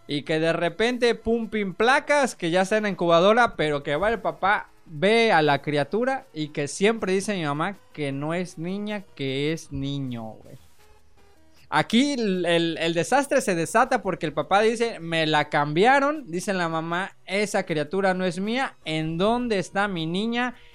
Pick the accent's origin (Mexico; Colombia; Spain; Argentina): Mexico; a mí no me enorgullece ser mexicano.